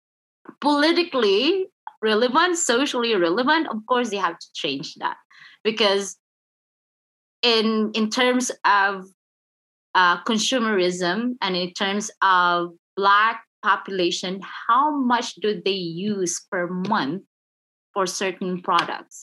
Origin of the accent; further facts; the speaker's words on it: Philippines; I'm Filipino